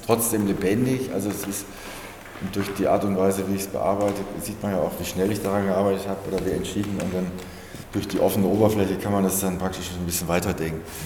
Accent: Kassel, Hesse, Germany; Ich bin ja in, in als Jugendlicher in Kassel aufgewachsen.

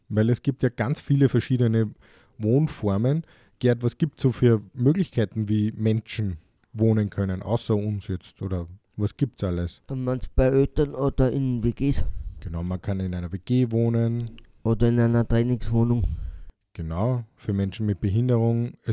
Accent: Austria; Bei uns in Österreich gibt es das zum Glück sehr wenig

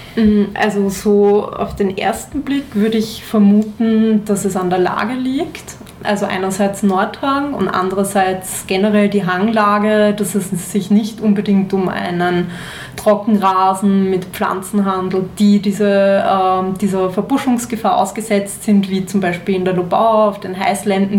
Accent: Austria; hier bei uns in Österreich

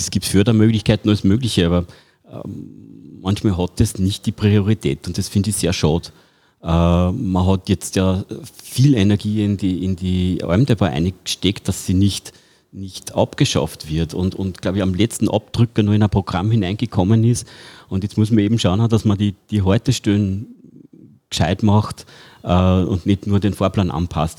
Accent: Pettenbach, Upper Austria, Austria; bei uns in Bedenbach

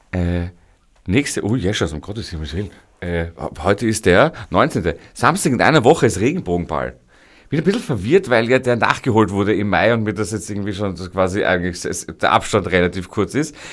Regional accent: Vienna, Austria; Da sind wir Wiener schon wirklich äh, äh, das, das, das reizen wir aus

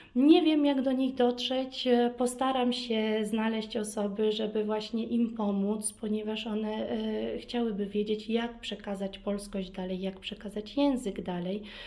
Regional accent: Vienna, Austria; Polish is a second language; also born or lived in Kraków, Poland / Warsaw, Poland; urodziłam się e, w Wiedniu

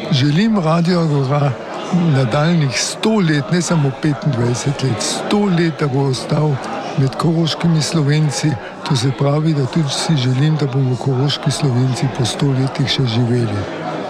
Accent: Kotmara vas, Carinthia, Austria; sem iz Kotmare vasi

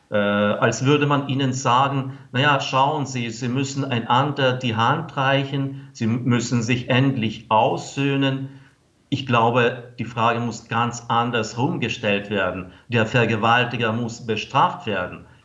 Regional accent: Ukraine; Und wir als Ukrainer finden das zum Beispiel irgendwie ungerecht, wenn das alles äh, nun äh, und früher als russische, als große russische Kultur bezeichnet wird.

